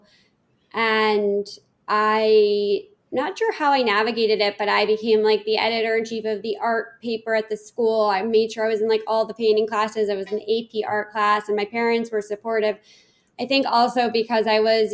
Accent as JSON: {"language": "English", "town": "New York City", "region": "New York", "country": "United States", "tie": "born or raised there", "said": "I grew up in Manhattan, and my mom put me in finger painting classes at the Met."}